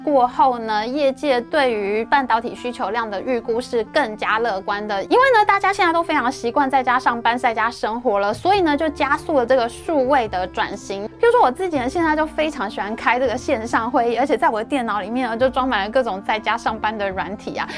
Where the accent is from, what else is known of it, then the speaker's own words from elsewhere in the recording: Taiwan; 我们台湾人